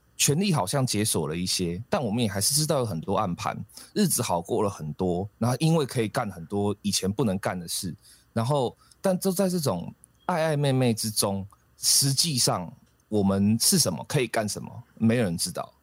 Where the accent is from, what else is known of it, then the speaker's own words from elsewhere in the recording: Taiwan; 这个事实上真的才是我们台湾人最大的武器